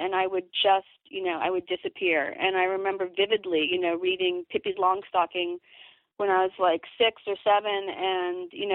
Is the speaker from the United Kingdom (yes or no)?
no; Midwest, United States; growing up in the Midwest, after we moved there